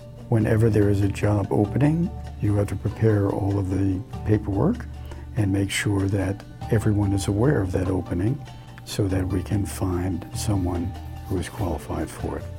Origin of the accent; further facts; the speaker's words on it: New York City, New York, United States; Growing up on New York City's Lower East Side was really quite an experience.